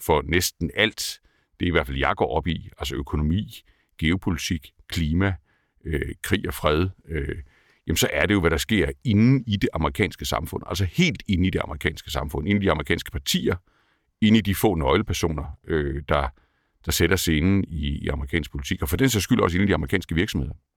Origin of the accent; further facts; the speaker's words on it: Kolding, Southern Denmark, Denmark; jeg har haft en anden, øh, en anden opvækst end, dig. Jeg er fra Kolding.